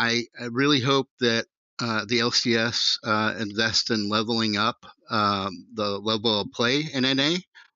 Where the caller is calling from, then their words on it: Columbia, Missouri, United States; Columbia, Missouri.